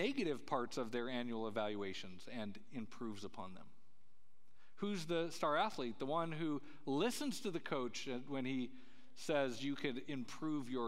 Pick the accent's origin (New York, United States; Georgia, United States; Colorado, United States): Colorado, United States; Where I grew up in Colorado, there's, these mountain passes